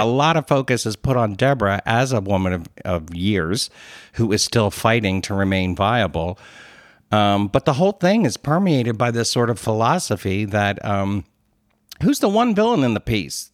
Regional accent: Philadelphia, Pennsylvania, United States; accent: Philly; my Philly accent came out

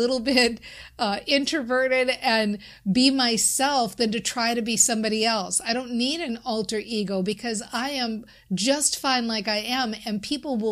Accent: Minnesota, United States; I'm from Minnesota

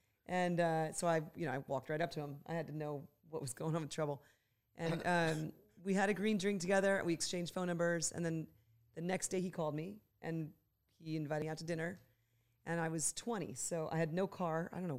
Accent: Los Angeles, California, United States; I am from Los Angeles, born and raised here my whole life.

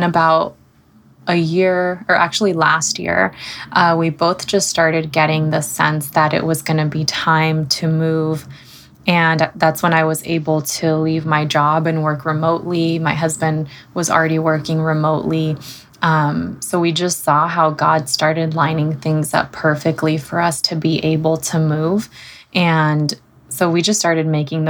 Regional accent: Southern California, United States; moved away as an adult; now in Seattle, United States; my husband and I moved from Southern California, where we both grew up. And we moved out to Seattle, Washington

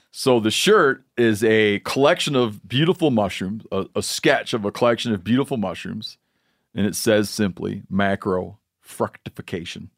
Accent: Michigan, United States; now in Montana, United States; I grew up in Michigan

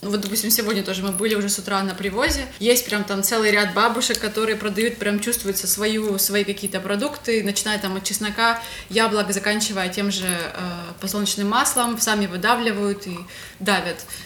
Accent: Ukraine; moved away as an adult; also born or lived in Russia / Kyrgyzstan / Georgia; Родилась я в России, э, переехала в Украину. Всю свою сознательную жизнь, э, как бы, в принципе, провела здесь

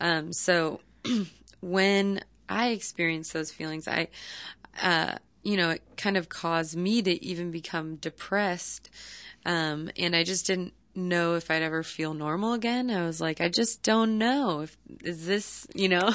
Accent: Palo Alto, California, United States; I came back home to my hometown, um, which is Palo Alto, California

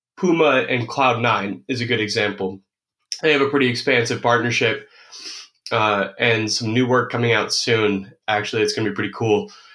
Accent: United States; I'm an American

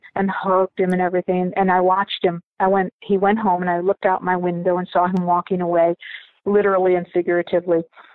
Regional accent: Buffalo, New York, United States; also born or lived in Dublin, Ireland; I was born in Dublin, Ireland, and adopted into a family in Buffalo, New York. I grew up in Buffalo

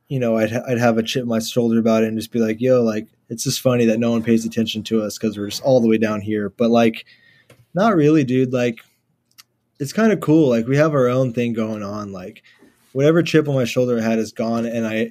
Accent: Houston, Texas, United States; So I grew up kind of in like the inner city, like maybe 10 minutes from downtown. As you could see the skyline from my house and stuff.

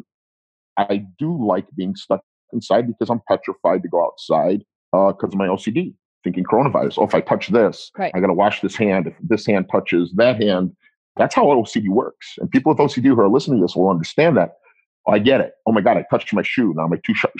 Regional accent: United States; My mother and father are not from this country. They're from Italy. 90% of my relatives are from Italy. They were not born here, but we are American

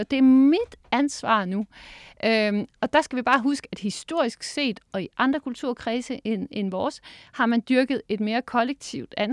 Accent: Capital Region of Denmark, Denmark; Jeg er jo fra Nordsjælland.

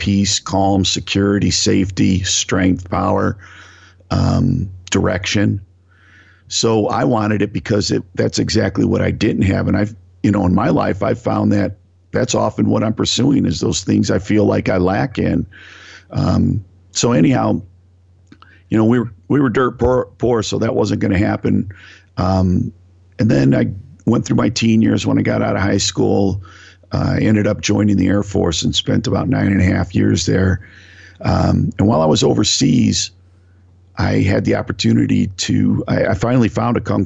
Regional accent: Northeast Ohio, United States; I grew up in Northeast Ohio, working class family

